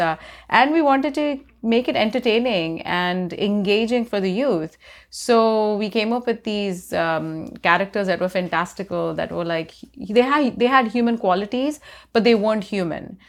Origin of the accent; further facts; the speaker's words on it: India; I grew up in India